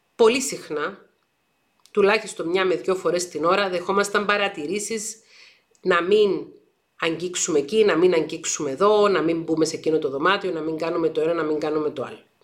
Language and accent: Greek; Paphos, Paphos District, Cyprus; Εγώ γεννήθηκα και μεγάλωσα στην Πάφο της Κύπρου